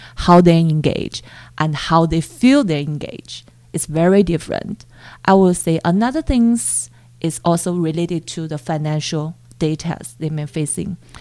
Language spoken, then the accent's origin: English; Chongqing, China; moved away as an adult; now in Canada; I was born in Chongqing